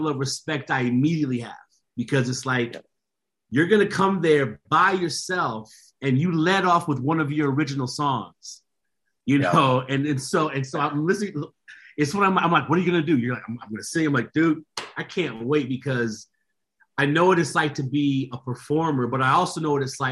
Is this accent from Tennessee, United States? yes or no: yes; Nashville, Tennessee, United States; I was raised in Nashville, Tennessee. So I'm from the country music capital of the universe